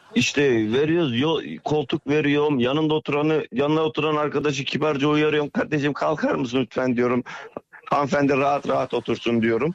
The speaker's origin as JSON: {"language": "Turkish", "town": "Kayseri", "region": "Kayseri Province", "country": "Turkey", "said": "ben Kayseriliyim"}